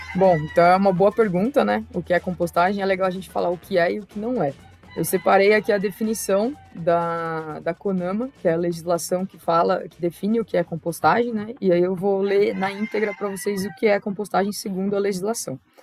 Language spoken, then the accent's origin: Portuguese; São Paulo, Brazil; also born or lived in Araraquara, São Paulo; Eu sou originalmente de lá, né, o Miocaria fica em Araraquara, interior de São Paulo, mas eu nasci em São Paulo, capital